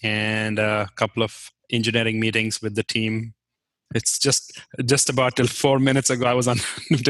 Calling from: Hudson, Ohio, United States; I am in Hudson, which is about a suburb of Cleveland.

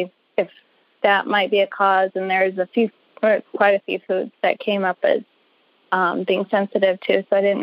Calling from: Arlington, Virginia, United States; I'm calling from Arlington, Virginia.

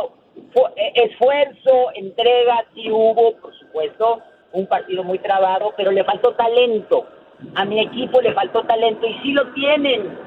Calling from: McAllen, Texas, United States; de McAllen.

